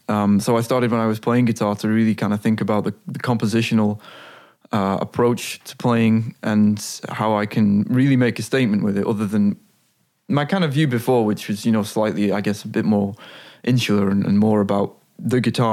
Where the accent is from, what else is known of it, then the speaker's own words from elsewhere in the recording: Blackpool, North West England, United Kingdom; moved away as an adult; now in Amsterdam, Netherlands; I moved here when I was 18 from Blackpool in the northwest of England.